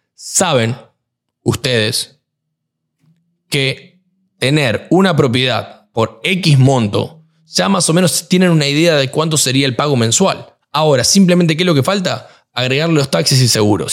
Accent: Argentina; moved away; yo soy argentino

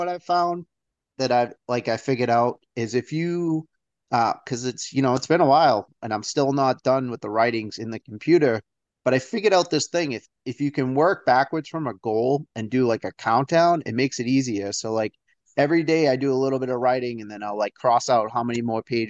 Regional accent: Northeast, United States; I'm from the Northeast, so we can be a little tough up here, I guess the word could be

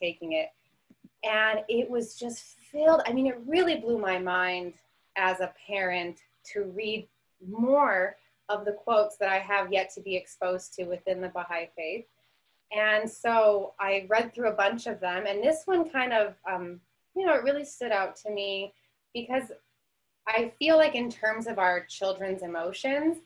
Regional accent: Phoenix, Arizona, United States; I'm from Phoenix, Arizona

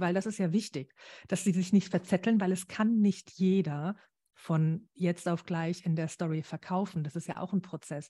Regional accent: Germany; bei uns in Deutschland

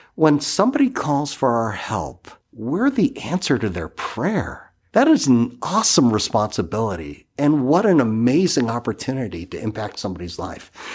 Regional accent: Massachusetts, United States; also born or lived in Armona, California; now in Fresno, United States; I'm originally from Massachusetts

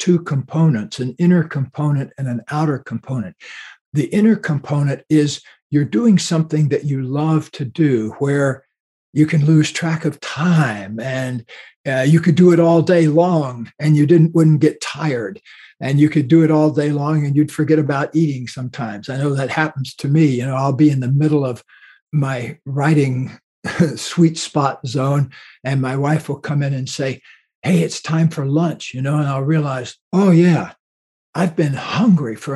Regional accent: Florida, United States; where I grew up in Florida

